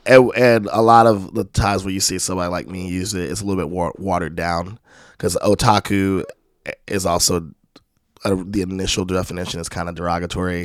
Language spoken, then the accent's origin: English; Spanish Fort, Alabama, United States; also born or lived in Landstuhl, Germany / California; my mom moved with me back to the Mobile area in Alabama